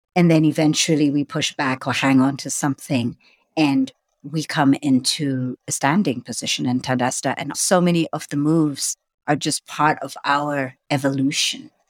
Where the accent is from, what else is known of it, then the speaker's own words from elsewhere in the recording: Lusaka, Lusaka Province, Zambia; moved away; I was born in Lusaka, Zambia